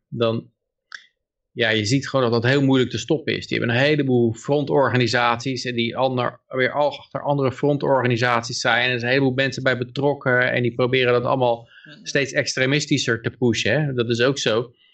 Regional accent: Pijnacker, South Holland, Netherlands; Ik ben geboren in Pijnakker

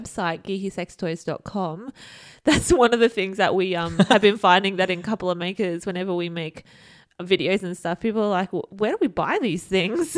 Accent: Australia; we are from Australia

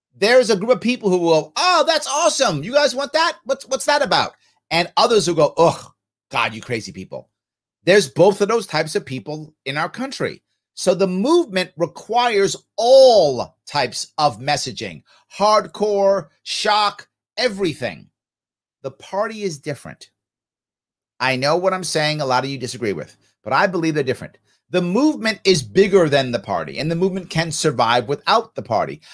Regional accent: New York, United States; I'm a New Yorker

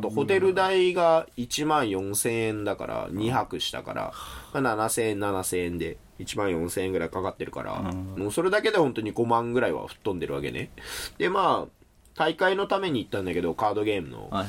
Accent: Yamagata, Japan; 山形生まれの江戸っ子

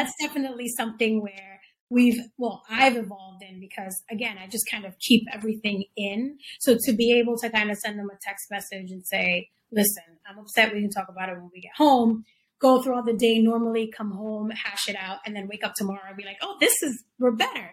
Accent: New York City, New York, United States; growing up in the Bronx with mom and dad

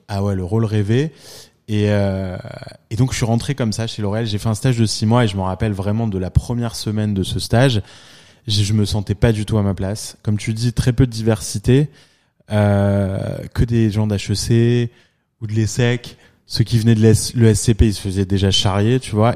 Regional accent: France; moved away as an adult; now in New York, United States; j'ai grandi en France, je suis venu à New York euh, pour la première fois avec mes parents à 11 ans

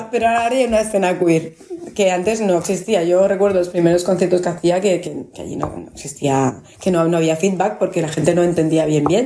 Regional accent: Barcelona, Catalonia, Spain; Yo nací en Pedralbes y me crié en Pedralbes.

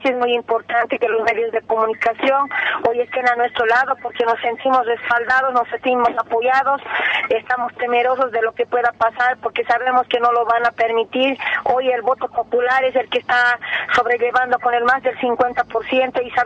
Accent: Bolivia; Nosotros, los bolivianos, con mucha humildad les agradecemos y que nos disculpen porque nosotros, como bolivianos, no actuamos en contra de los hermanos que fueron a Bolivia.

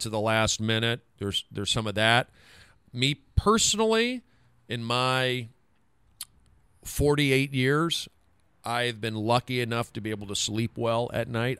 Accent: Los Angeles, California, United States; also born or lived in Seattle; I'm from Los Angeles. I grew up here

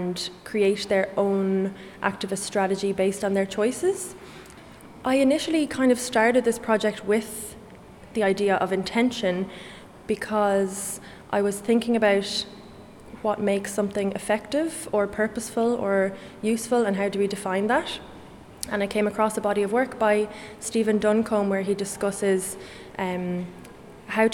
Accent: Kilkenny, Leinster, Ireland; I'm an artist from Kilkenny

